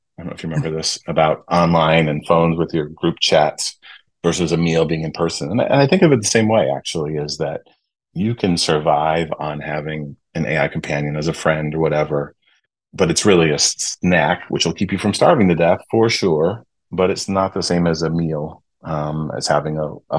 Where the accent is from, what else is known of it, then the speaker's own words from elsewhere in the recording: Michigan, United States; Growing up in Michigan, we used to go to Clear Lake